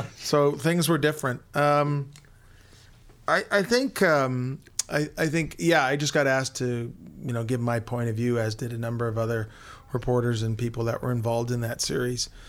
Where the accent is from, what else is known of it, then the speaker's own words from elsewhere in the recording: Hamilton, Ontario, Canada; I grew up in Hamilton, so I would read Bob Hanley and the Hamilton Spectator